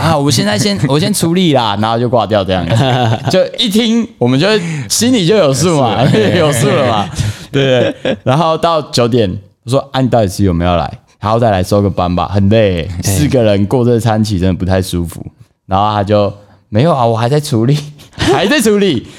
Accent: Taiwan; 然后我说：“嘿，我台湾人，我要讲一下不太认凳的台语这样子

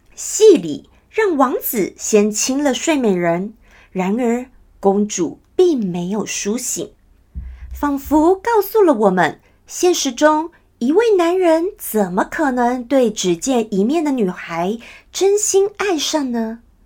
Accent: Taiwan; 我们台湾人哦，都太习惯，就算我们大家都会讲中文，我们从小看所有的电视、所有的节目，通通都有中文字幕

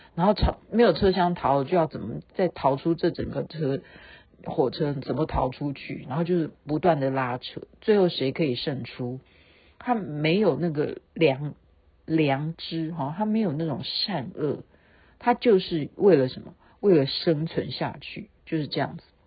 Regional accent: Taiwan; 我们台湾人

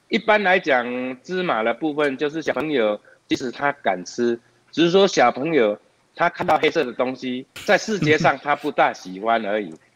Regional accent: Taiwan; 我们台湾人

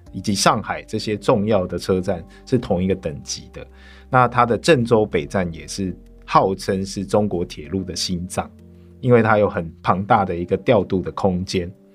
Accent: Tainan, Taiwan; 我的家乡台南

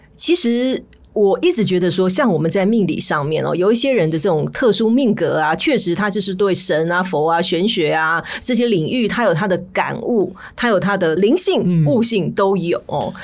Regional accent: Taiwan; 我们台湾人

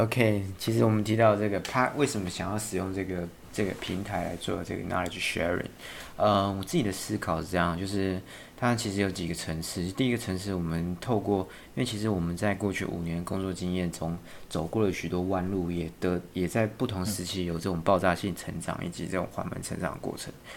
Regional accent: Miaoli, Miaoli County, Taiwan; moved away as an adult; also born or lived in Beijing / Thailand; 我也是土生土长的台湾苗栗人。那我曾经待过这个台湾、北京，呃，跟这个泰国这个三个地方

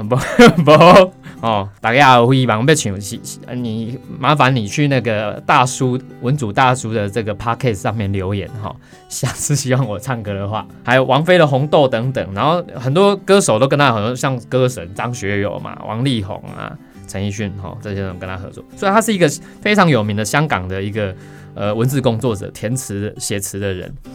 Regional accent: Taiwan; 我们台湾人

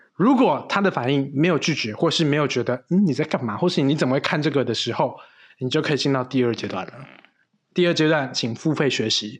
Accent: Taiwan; 我们台湾人，台湾男生要当兵

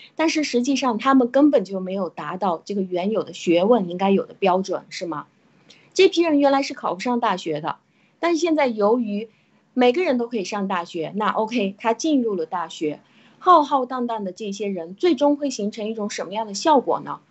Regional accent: China; 就是当我们中国人其实是最容易啊进入到这种民粹主义的问题的

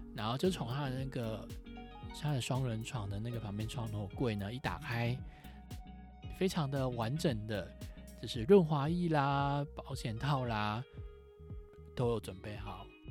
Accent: Taiwan; 我就是一个土生土长的台湾人，我又不是英国人

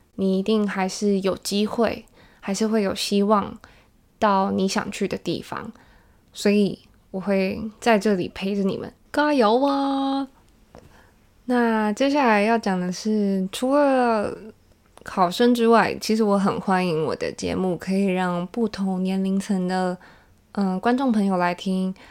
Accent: Taiwan; 我是架杠的台湾囡仔

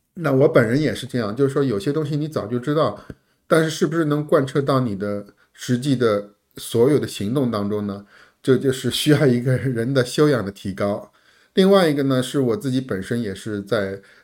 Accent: China; 我们中国人

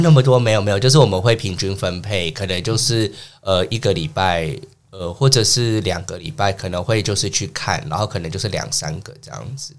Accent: San Francisco, California, United States; moved away as an adult; now in Taiwan; 我是从小在美国出生长大的，我的家乡是美国家州，旧金山。然后大学毕业以后大概十年前就搬来台湾，然后目前是从事线上的英语教学这方面

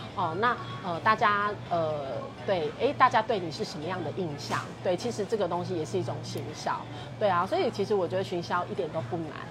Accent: southern Taiwan, Taiwan; 南部是我的家乡

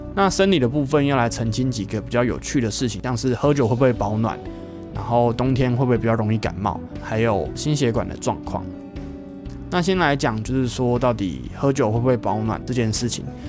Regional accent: Kaohsiung, Taiwan; moved away as an adult; also born or lived in Linkou, New Taipei; 身为一个高雄人，只要气温低于十八度以下就受不太了了

